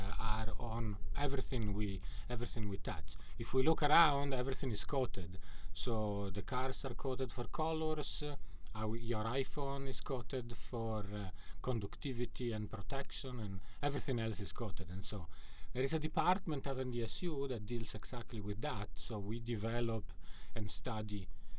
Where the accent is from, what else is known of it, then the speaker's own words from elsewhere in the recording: Terlago, Trentino-Alto Adige, Italy; moved away as an adult; also born or lived in Fargo, North Dakota; now in United States; I'm from Italy, from the northeast of Italy, from a village called Terlago, so three lakes in the valley of the lakes